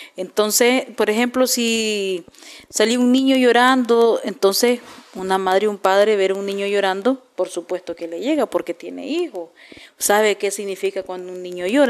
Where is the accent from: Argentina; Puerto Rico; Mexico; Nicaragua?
Nicaragua; como nicaragüenses